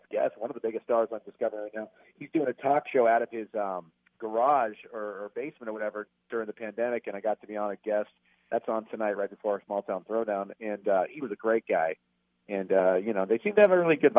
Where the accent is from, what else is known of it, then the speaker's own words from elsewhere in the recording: Boonville, California, United States; moved away; I'm from Boonville